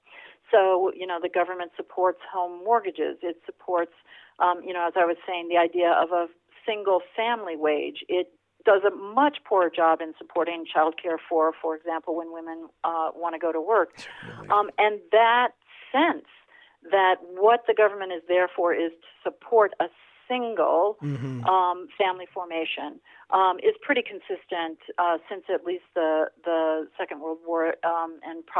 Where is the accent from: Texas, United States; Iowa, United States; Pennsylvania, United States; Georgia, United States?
Iowa, United States; I grew up in Iowa